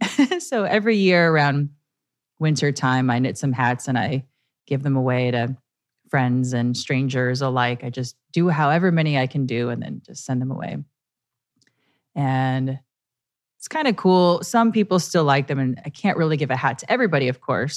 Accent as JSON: {"language": "English", "town": "Chicago", "region": "Illinois", "country": "United States", "tie": "born or raised there", "also_born_or_lived": "New York", "moved": "yes", "said": "I love my hometown, Chicago, Illinois"}